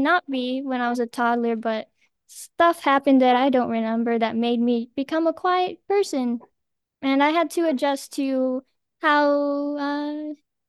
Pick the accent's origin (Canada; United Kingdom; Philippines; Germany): Philippines; I'm 17 years old and I'm from the Philippines.